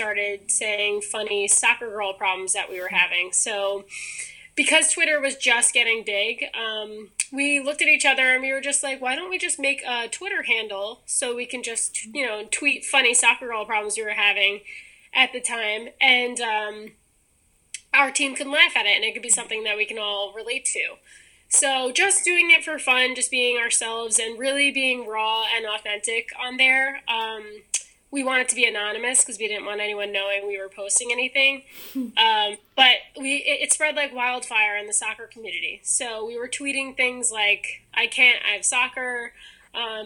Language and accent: English; New York City, New York, United States; I grew up in Staten Island, New York